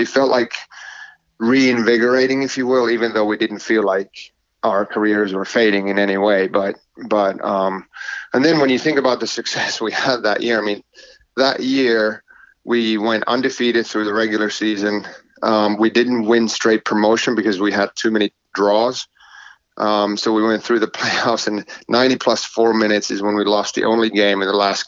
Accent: Oulu, North Ostrobothnia, Finland; moved away as an adult; also born or lived in Wilmington, North Carolina; now in United States; my hometown, Oulu

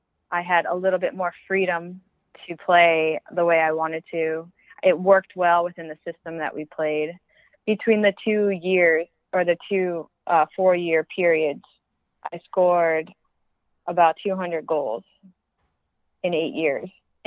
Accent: Northeast, United States; I could talk fast. I'm from the Northeast, so I can talk fast.

